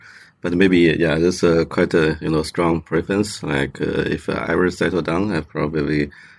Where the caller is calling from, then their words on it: Longyearbyen, Svalbard, Norway; Yeah, I'm from Longyearbyen, Svalbard. It's an Arctic island.